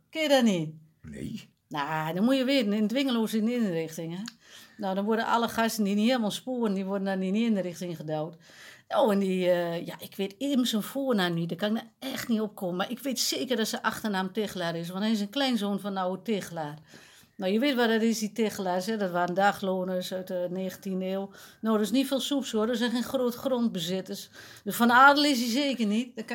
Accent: Overijssel, Netherlands; Ja, bij ons in Twente stemt niemand op die kwaas hoor.

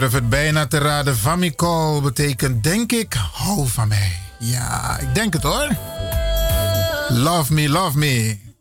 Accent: Suriname; now in Netherlands; ik kom uit Suriname

